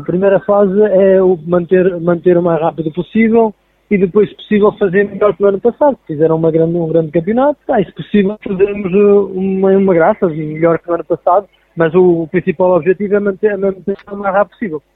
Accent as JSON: {"language": "Portuguese", "town": "Canas de Senhorim", "country": "Portugal", "tie": "born or raised there", "lives_now": "Carregal do Sal, Portugal", "said": "em Canas, que é a minha terra"}